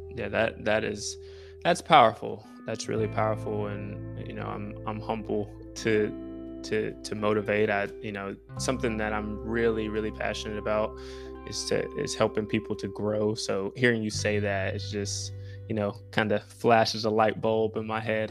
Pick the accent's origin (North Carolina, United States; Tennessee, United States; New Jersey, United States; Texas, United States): North Carolina, United States; Winston-Salem; I'm from Winston-Salem, North Carolina